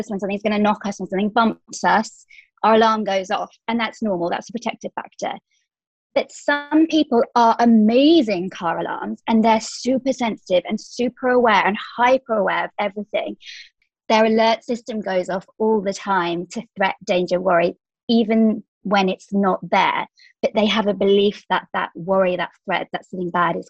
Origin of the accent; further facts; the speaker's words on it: England, United Kingdom; moved away as an adult; now in Dubai, United Arab Emirates; I currently live in Dubai. So I'm from England, but I've been here 5 years now.